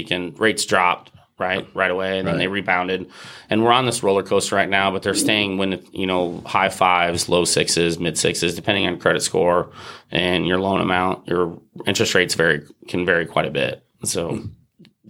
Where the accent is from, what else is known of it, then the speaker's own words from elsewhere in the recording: Murphysboro, Illinois, United States; moved away; I was able to open an office in my hometown